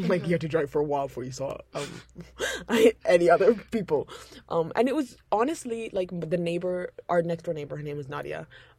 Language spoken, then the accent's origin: English; London, United Kingdom; first language English; now in Tanzania; when I was 1.5 I moved to London. Hendon.